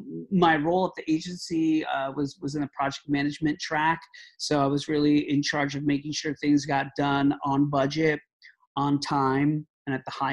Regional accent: Florida, United States; moved away as an adult; also born or lived in New York City; now in Boston, United States; I'm originally from Florida, like Frank mentioned. I moved to New York City, and I lived in New York for about 25 years.

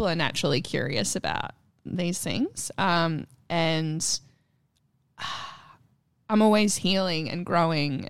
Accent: Nagambie, Victoria, Australia; moved away; I am from Victoria.

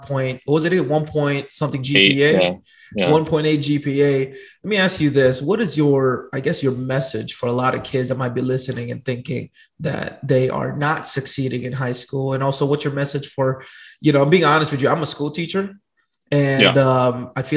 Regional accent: Long Beach, California, United States; I grew up in Long Beach, Carson, Compton area.

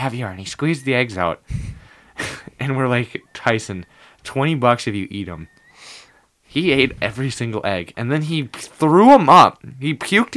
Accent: Wisconsin, United States; we're from Wisconsin

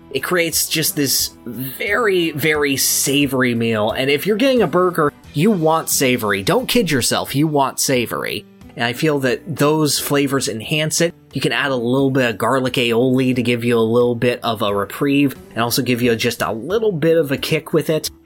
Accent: California, United States; I am from California

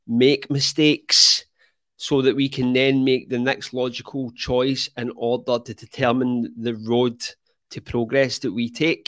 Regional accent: Scotland, United Kingdom; I'm actually from Scotland

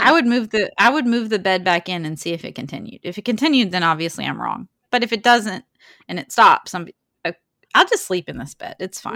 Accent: Alabama, United States; we're also from Alabama

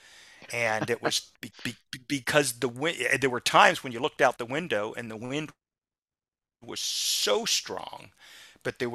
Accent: Florida, United States; I'm a lifelong Floridian

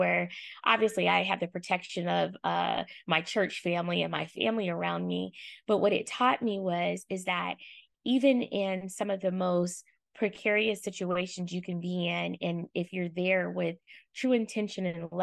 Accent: Oakland, California, United States; I hail from East Oakland, California

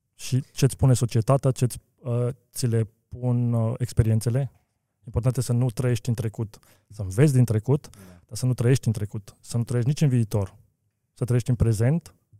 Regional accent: Romania; also born or lived in Bucharest; eu sunt român și sunt mândru că sunt român

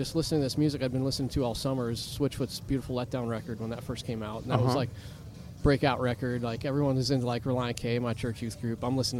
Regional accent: New Hampshire, United States; moved away as an adult; now in Cocoa Beach area, Florida, United States; Well, originally New Hampshire.

